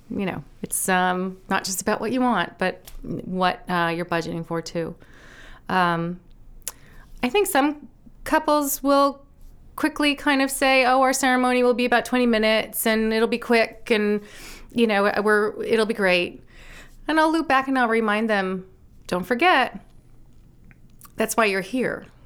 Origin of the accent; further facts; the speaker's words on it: Nantucket, Massachusetts, United States; also born or lived in New York City; now in Maine, United States; I grew up on Nantucket. My parents, um, moved from New York City in nineteen seventy-one when I was just about three, moved us to the beach